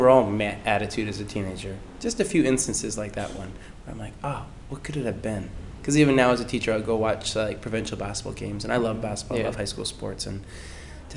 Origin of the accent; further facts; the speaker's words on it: Langley, British Columbia, Canada; Grew up in Langley my whole life